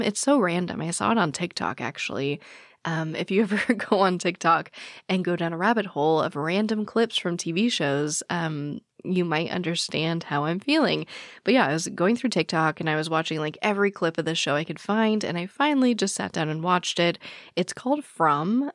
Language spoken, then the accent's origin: English; Phoenix, Arizona, United States; I was born and raised in Phoenix